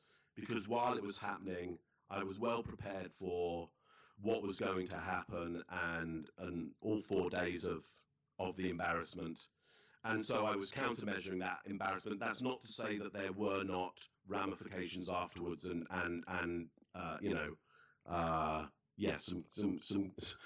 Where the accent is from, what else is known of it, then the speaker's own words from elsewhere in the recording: England, United Kingdom; now in Toronto, Canada; as a British kid, an English kid